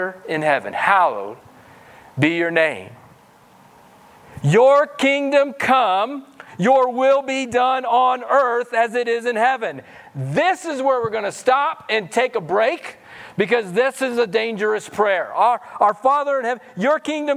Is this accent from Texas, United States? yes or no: no; Missouri, United States; moved away; I'm from Missouri, so I have some redneck roots in me.